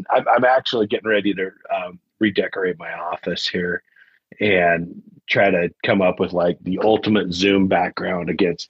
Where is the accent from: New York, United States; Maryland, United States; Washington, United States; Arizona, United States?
Arizona, United States; also born or lived in the West; I mean, I've grown up all around the West, and you know, in a lot of places where, I mean, I remember growing up in Northern Arizona. That's where I went to like junior high and high school.